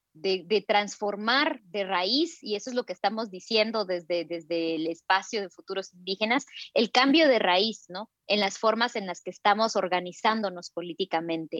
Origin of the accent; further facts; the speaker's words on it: Totonicapán, Guatemala; soy maya Quiche de Totonicapán en Guatemala